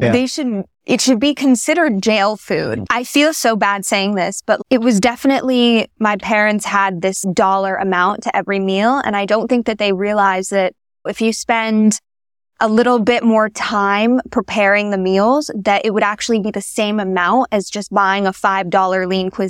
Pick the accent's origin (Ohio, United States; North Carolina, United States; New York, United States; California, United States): New York, United States; New York City; We're an American Jewish family. Grew up in New York City, right in like Midtown kind of area.